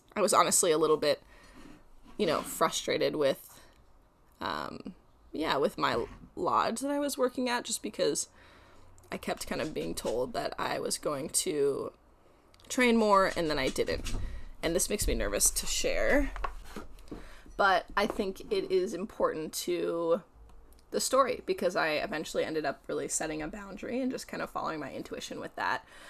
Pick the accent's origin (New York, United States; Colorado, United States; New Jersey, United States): Colorado, United States; also born or lived in Prince of Wales Island, Alaska; now in Oregon, United States; I'm from Colorado, and I currently live in Oregon